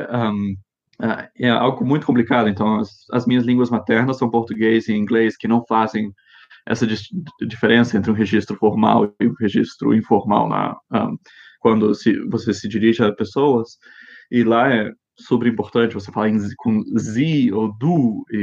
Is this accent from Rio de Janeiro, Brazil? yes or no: no; Brasília, Federal District, Brazil; also born or lived in Japan / United States; eu cresci no exterior, um, eh, em Japão e nos Estados Unidos, e, e daí eu voltei para... Um, nasci em Brasília, mas saímos quando eu tinha um ano, e daí quando voltamos, eu tinha oito anos de idade, e ficamos lá 14 anos.